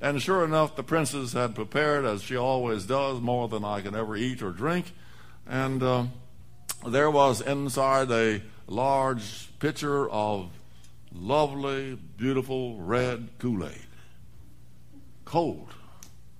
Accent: the West, United States; moved away; I grew up in the West

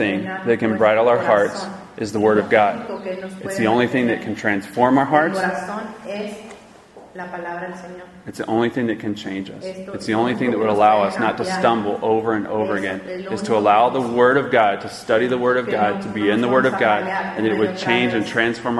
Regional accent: Georgia, United States; I'm from Georgia.

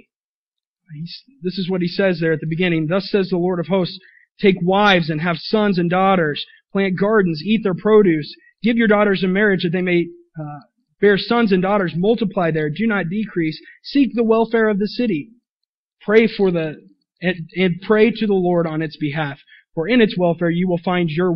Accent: Willard, Missouri, United States; now in Springfield, United States; I grew up in Willard, Missouri

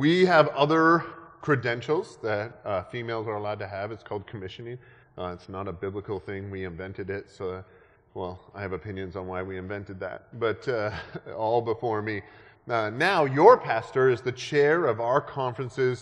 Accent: Canada; moved away; I grew up in Canada

